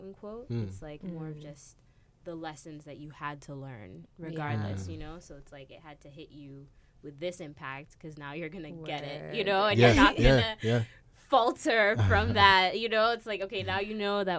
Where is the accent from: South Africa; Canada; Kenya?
Kenya; moved away; I'm from Kenya originally